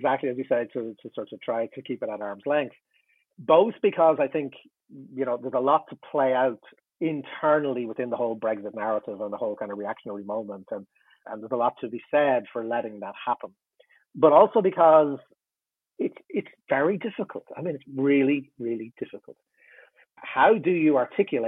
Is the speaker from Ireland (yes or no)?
yes; Ireland; I'm in Ireland, I'm Irish